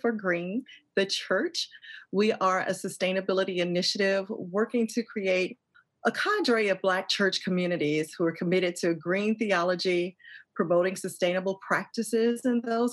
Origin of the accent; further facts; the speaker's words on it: Atlanta, Georgia, United States; moved away; I am from the South. I'm actually in Atlanta, Georgia right now, visiting my mom. So this is home for me.